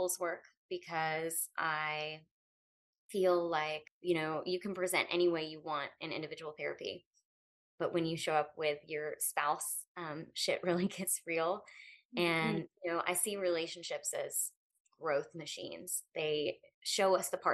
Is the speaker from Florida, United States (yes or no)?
yes; Pensacola, Florida, United States; moved away; I'm a native to Pensacola. I've lived a few other places and landed here